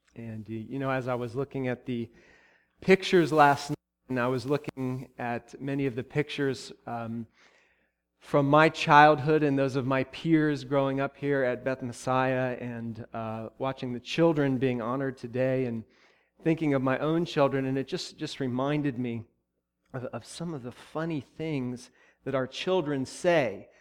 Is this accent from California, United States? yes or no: no; Columbus, Ohio, United States; moved away; my hometown, the place where I grew up and where I went to college